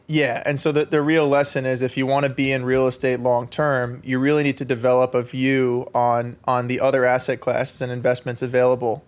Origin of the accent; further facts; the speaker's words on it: Long Island, New York, United States; I grew up on Long Island